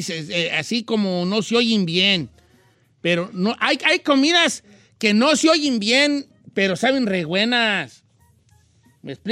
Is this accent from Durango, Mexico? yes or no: yes; San Francisco, Durango, Mexico; now in Fort Worth, United States; acá andamos en San Francisco, eh, San Pancho Durango, somos de San Pancho Durango, desde Fort Worth, Texas